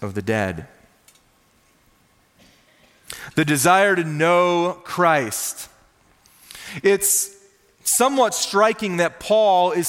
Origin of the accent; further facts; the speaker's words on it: Minnesota, United States; I grew up in Minnesota, the land of 10,000 lakes, which means I grew up with a fishing pole in my hand